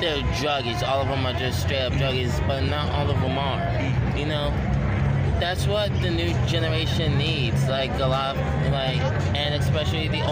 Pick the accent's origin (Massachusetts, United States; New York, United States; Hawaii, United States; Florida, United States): New York, United States; New York City; moved away as an adult; now in California, United States; I'm from New York City